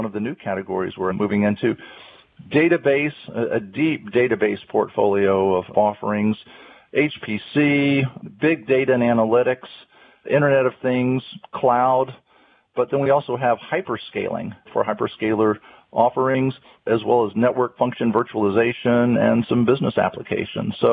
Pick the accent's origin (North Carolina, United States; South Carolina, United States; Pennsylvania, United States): North Carolina, United States; I'm a native of North Carolina, born and raised in North Carolina